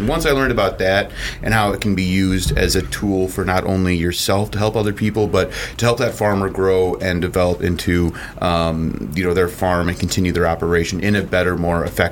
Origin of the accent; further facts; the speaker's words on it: McHenry, Illinois, United States; it actually happens to be where I grew up in McHenry